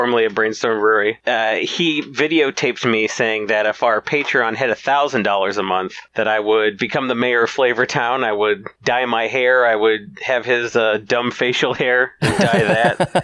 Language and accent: English; Battle Creek, Michigan, United States; also born or lived in South Carolina / Manchester, England; I was mostly in Battle Creek